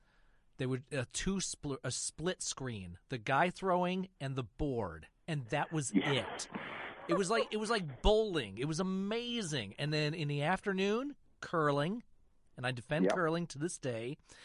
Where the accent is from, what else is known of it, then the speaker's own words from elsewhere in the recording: Michigan, United States; growing up in Michigan, the CBC Channel 9 out of Ottawa was a great station to watch when you didn't have a driver's license